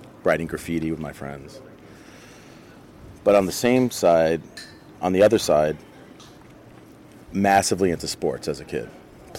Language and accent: English; New York, United States; growing up in New York in that time.